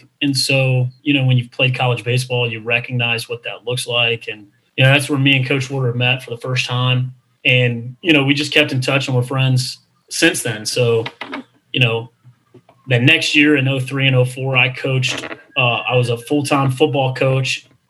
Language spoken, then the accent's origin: English; Texas, United States; born there; I was born in Texas